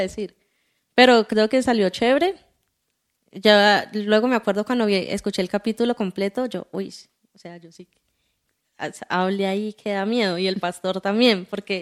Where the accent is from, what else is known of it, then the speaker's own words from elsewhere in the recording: Cali, Valle del Cauca, Colombia; yo soy caleña